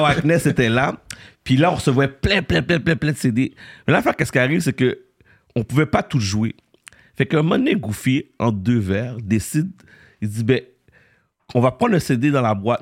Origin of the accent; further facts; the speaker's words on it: Montreal, Quebec, Canada; je suis né à Montréal-Nord